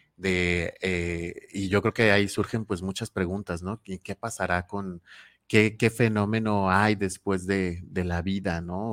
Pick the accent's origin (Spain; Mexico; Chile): Mexico; como mexicanos y mexicanas